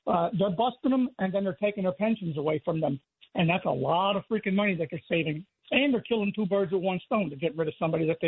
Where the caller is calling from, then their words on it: Brick, New Jersey, United States; Yeah, I was calling from Brick, not Brooklyn.